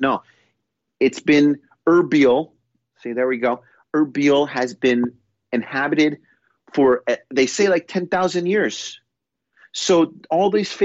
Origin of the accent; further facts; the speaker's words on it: New York, United States; now in London, United Kingdom; being a New Yorker